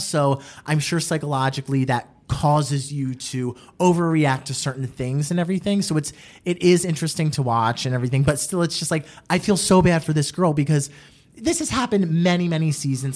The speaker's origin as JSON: {"language": "English", "region": "New Jersey", "country": "United States", "tie": "born or raised there", "said": "I grew up in New Jersey"}